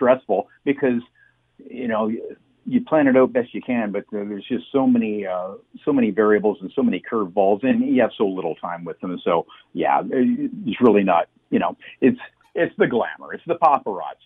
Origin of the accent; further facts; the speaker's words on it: Canada; I was from Canada